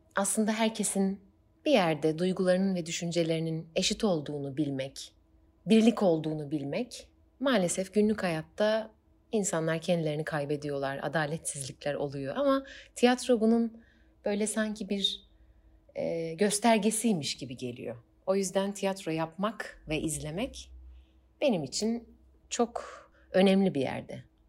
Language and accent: Turkish; Eskişehir, Turkey; 1993 Eskişehir'de doğdum